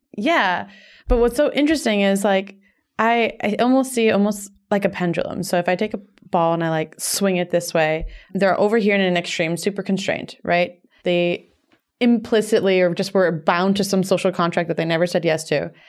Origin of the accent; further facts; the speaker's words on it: Miami, Florida, United States; moved away as an adult; also born or lived in New York; I moved from Miami to New York when I was eighteen for college